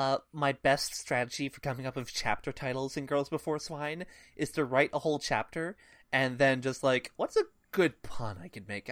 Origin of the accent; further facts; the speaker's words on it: United States; as an American English reader